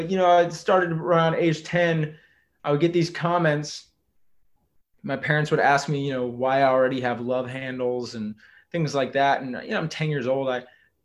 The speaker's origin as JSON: {"language": "English", "region": "Texas", "country": "United States", "tie": "born or raised there", "said": "I grew up in Texas, I'm a seventh generation Texan"}